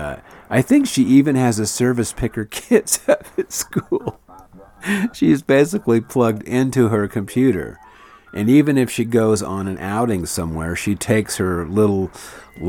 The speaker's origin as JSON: {"language": "English", "town": "Flagstaff", "region": "Arizona", "country": "United States", "tie": "born or raised there", "said": "my hometown here in Flagstaff"}